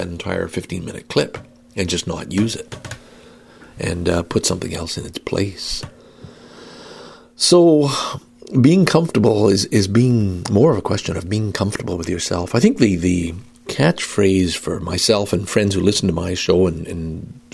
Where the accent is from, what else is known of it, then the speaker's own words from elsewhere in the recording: Canada; I'm Canadian